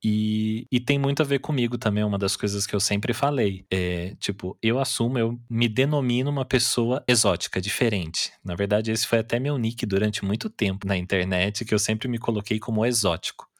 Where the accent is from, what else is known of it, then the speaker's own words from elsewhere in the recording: Taubaté, São Paulo, Brazil; eu nasci e cresci aqui em Taubaté, interior de São Paulo